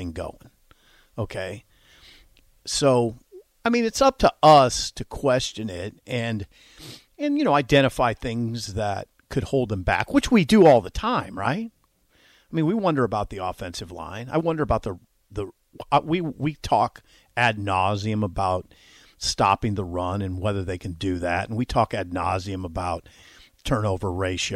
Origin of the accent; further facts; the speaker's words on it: Columbus, Nebraska, United States; my hometown